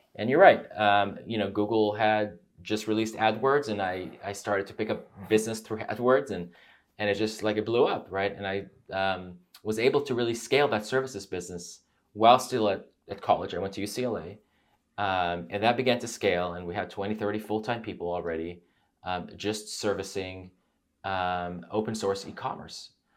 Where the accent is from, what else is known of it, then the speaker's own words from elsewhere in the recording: United States; also born or lived in Israel; I grew up there until the age of nine